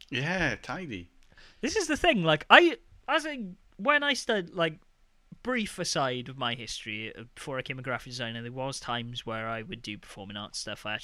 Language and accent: English; Wales, United Kingdom; accent: Welsh; now in Denmark; I now that I'm talking about being Welsh, my I can feel my Welsh my Welsh lilt coming out.